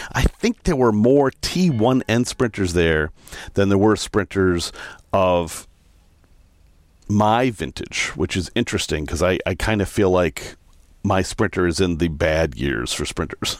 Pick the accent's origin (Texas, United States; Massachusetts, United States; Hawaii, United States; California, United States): Massachusetts, United States; Salem; moved away; I'm from Salem, so not far away